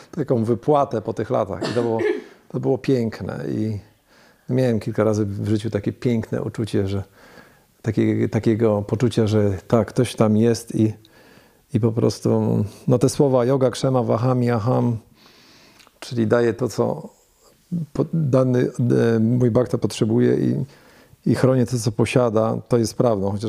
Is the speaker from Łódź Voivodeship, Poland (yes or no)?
no; Leszno, Greater Poland, Poland; now in Wrocław, Poland; A ja z Wielkopolski, z Leszna.